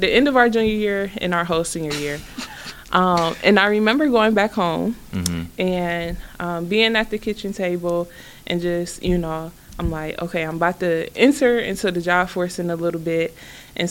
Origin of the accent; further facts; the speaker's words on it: Cleveland, Ohio, United States; I am a Cleveland kid, born and raised in Cleveland.